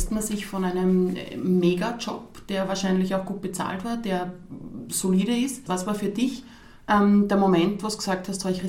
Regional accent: Krems, Lower Austria, Austria; Also ich bin selbst aus Krems und merke, die Marke, die Nikolai gibt, die wird wahrgenommen die kriegt man mittlerweile in so vielen Bereichen in Krems oder Umgebung zu kaufen.

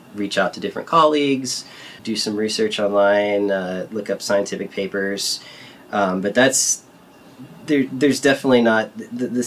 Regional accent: San Diego, California, United States; moved away; I grew up in San Diego

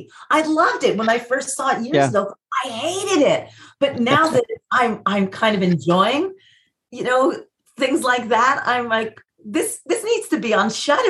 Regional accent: New York, United States; accent: New York; I'm like, no, I'm from New York.

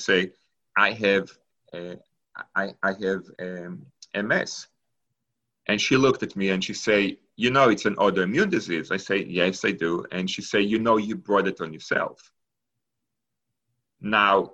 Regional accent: Israel; English is a second language; moved away as an adult; also born or lived in Argentina; now in Pittsburgh, United States; So I was born in Argentina. And when I was 3 years old, my family moved to Israel. And I grew up in Israel until after I finished high school.

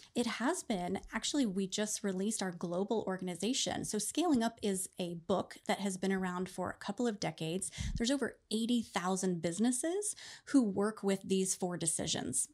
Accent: Oklahoma, United States; I was born and raised in Oklahoma

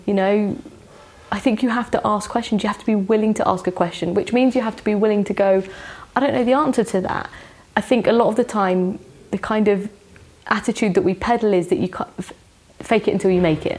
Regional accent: London, United Kingdom; I grew up in West London

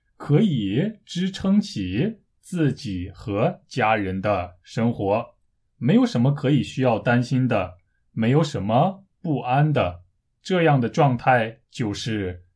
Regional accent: China; moved away as an adult; now in South Korea; 虽然我是中国人，但是我一直住在韩国，从十九岁开始到现在已经十多年了

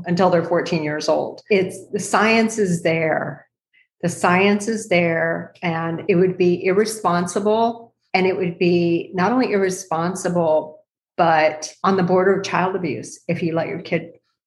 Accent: El Paso, Texas, United States; I grew up in El Paso, Texas at Fort Bliss, and many of my friends, my mom was not military, but many of my friends were

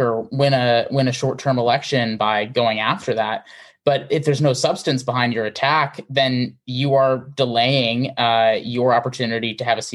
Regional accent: Wisconsin, United States; I grew up in Wisconsin

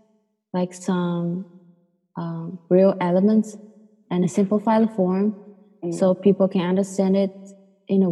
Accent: Fuzhou, Fujian, China; also born or lived in Brooklyn, New York; now in Buffalo, United States; I was born and raised in China

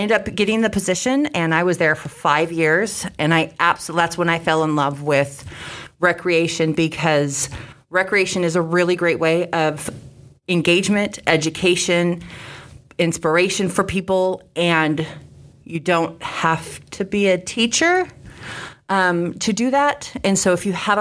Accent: Sacramento, California, United States; moved away as an adult; also born or lived in Phoenix, Arizona; now in Davenport, United States; I started volunteering at youth agencies around Sacramento, California, which is my hometown.

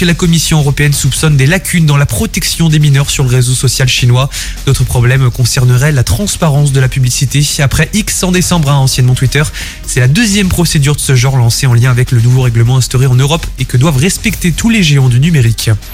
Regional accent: Haute-Loire, Auvergne-Rhône-Alpes, France; chez nous, en Haute-Loire

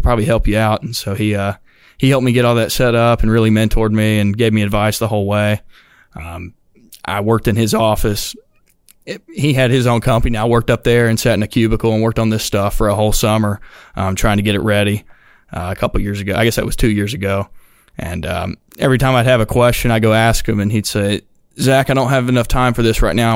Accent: Chelsea, Alabama, United States; I'm from Chelsea. It's right outside of Birmingham

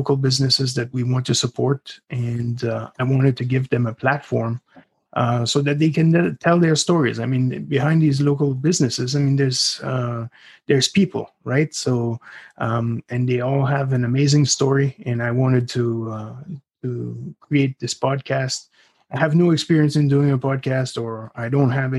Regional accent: Ottawa Valley, Quebec side, Canada; now in Crystal Beach, Canada; I'm originally from the Ottawa Valley on the Quebec side, a very rural region where there's very tight-knit communities.

